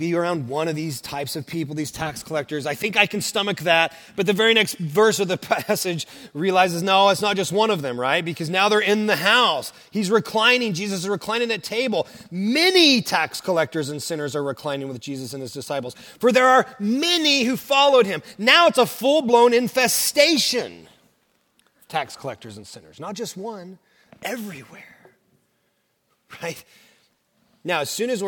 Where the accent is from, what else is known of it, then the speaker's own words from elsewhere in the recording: Oklahoma, United States; also born or lived in Kentucky; now in Southern California, United States; So I'm from Oklahoma, and my wife is as well